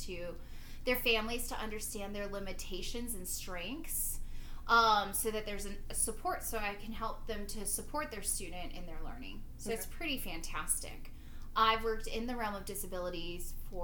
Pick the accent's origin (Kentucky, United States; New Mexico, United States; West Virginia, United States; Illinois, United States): New Mexico, United States; accent: New Mexico; I wasn't born in New Mexico, but this is where I was raised.